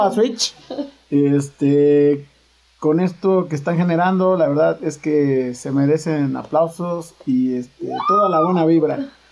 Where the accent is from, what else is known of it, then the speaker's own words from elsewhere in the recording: Puebla, Mexico; nosotros los poblanos tenemos una conexión fuerte por la cumbia